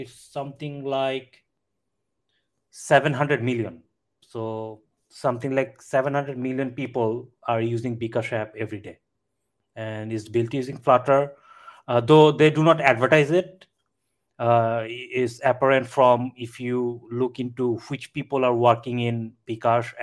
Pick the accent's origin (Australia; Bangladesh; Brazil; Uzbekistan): Bangladesh; I'm from Bangladesh.